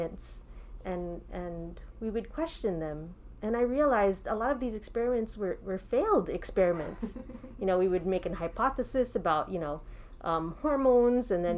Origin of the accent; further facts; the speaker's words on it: New Jersey, United States; also born or lived in New York City; I was born and raised in New Jersey